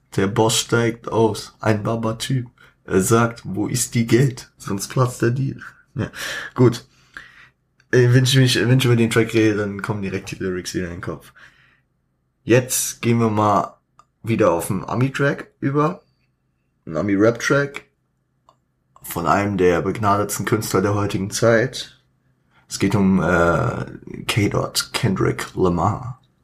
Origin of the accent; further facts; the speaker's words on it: Frankfurt, Hesse, Germany; ich als Frankfurter